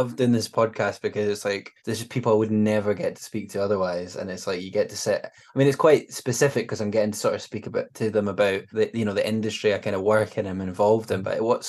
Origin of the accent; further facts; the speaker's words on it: Scotland, United Kingdom; As a Scottish person